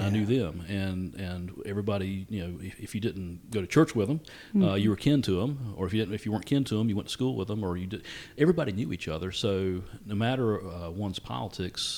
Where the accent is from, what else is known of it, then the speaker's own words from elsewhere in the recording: Hamlet, North Carolina, United States; also born or lived in Ghio, North Carolina; my hometown was Hamlet